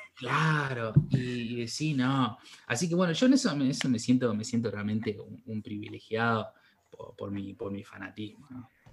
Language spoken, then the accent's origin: Spanish; Salta, Argentina; nosotros somos de Salta